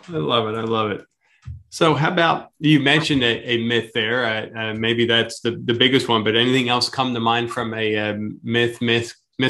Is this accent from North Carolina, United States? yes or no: no; Pennsylvania, United States; And you know, when we come from Pennsylvania and space is a premium down here, right?